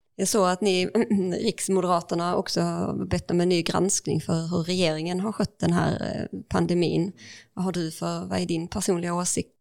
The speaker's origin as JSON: {"language": "Swedish", "town": "Ängelholm", "region": "Skåne", "country": "Sweden", "tie": "born or raised there", "said": "när jag växte upp eh, i Ängelholm"}